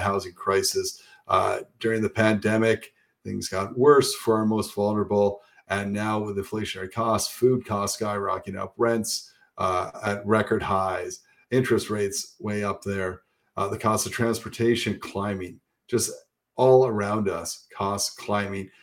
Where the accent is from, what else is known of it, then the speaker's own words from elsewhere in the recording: St. Catharines, Ontario, Canada; I grew up in St. Catharines